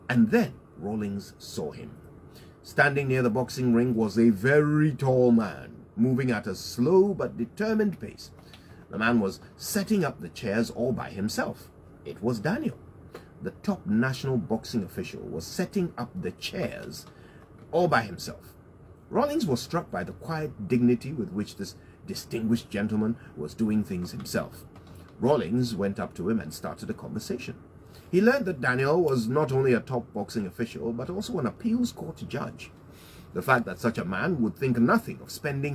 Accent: Ghana; as a Ghanaian, I spend a lot of time thinking about my country.

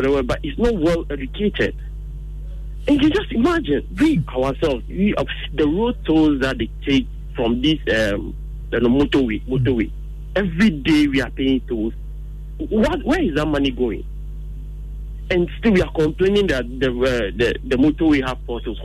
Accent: Ghana; as Ghanaians

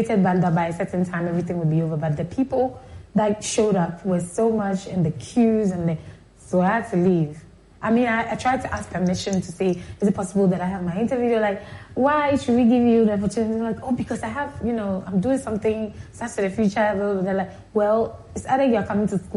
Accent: Accra, Greater Accra, Ghana; also born or lived in Liberia; growing up in Accra

